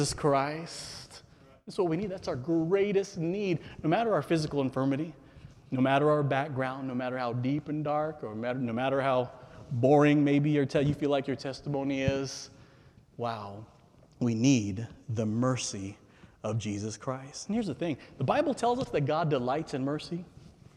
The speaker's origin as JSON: {"language": "English", "region": "California", "country": "United States", "tie": "born or raised there", "said": "I'm a native Californian"}